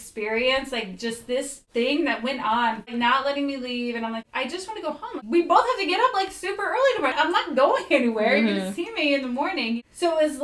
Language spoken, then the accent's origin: English; New Jersey, United States; moved away as an adult; I grew up in Jersey